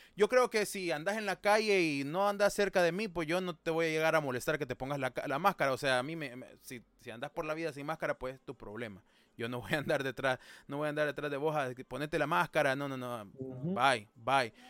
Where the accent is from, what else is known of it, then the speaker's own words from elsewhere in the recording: El Salvador; now in United States; nosotros somos personas que no vivimos en El Salvador, pero somos de El Salvador.